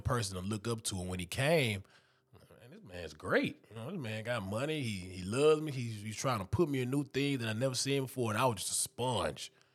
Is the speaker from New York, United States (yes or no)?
no; Houston, Texas, United States; also born or lived in Dayton, Texas; now in Memphis, United States; I'm from Houston, Texas, but I'm in the outskirts. I'm in Humboldt, the Tacita area.